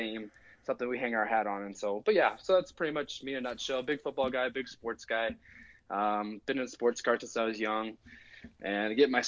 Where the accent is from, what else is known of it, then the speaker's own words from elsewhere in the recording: Oregon, United States; moved away as an adult; now in Calgary, Canada; I'm from Oregon, born and raised in Oregon.